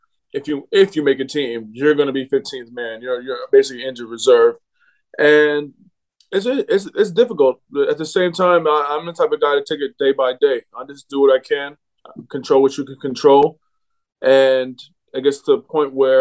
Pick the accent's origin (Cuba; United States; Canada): United States; moved away as an adult; especially as an American